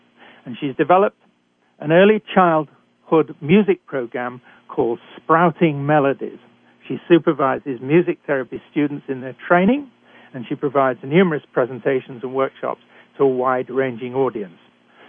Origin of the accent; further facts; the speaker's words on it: United Kingdom; accent: British; moved away; also born or lived in Canada; your host. I'm a physician trained in Britain, as you can tell from my accent. I've worked for many years in Canada